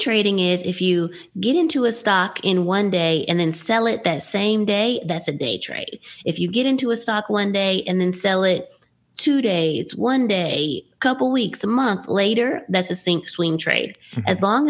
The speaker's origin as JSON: {"language": "English", "town": "Dallas", "region": "Texas", "country": "United States", "tie": "born or raised there", "said": "I grew up in Dallas area. I went to Bowie."}